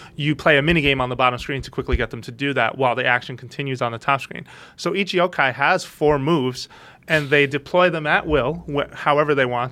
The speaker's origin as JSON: {"language": "English", "country": "United States", "said": "being American"}